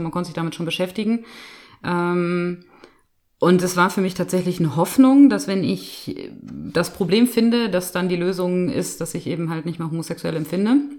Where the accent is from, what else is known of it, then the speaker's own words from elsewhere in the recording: Bielefeld, North Rhine-Westphalia, Germany; moved away as an adult; now in Lippstadt, Germany; Ich komme ursprünglich gebürtig aus Bielefeld, aus Bethel, das sagt vielleicht manchen Leuten was, bin also in einem diakonischen Umfeld aufgewachsen